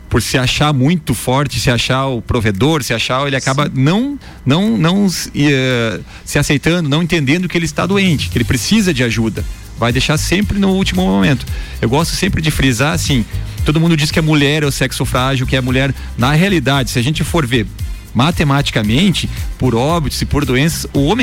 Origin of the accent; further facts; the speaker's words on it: Erechim, Rio Grande do Sul, Brazil; now in Lages, Brazil; Eu sou gaúcho, sou de Erechim, no Rio Grande do Sul.